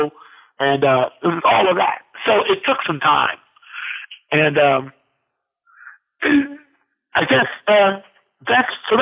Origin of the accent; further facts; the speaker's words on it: Midwest, United States; I'm a Midwesterner